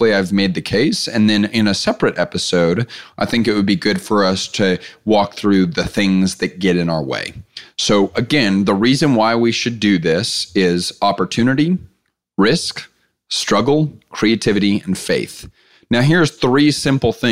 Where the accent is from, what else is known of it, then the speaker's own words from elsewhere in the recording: Clear Lake, Texas, United States; I grew up in Clear Lake, Texas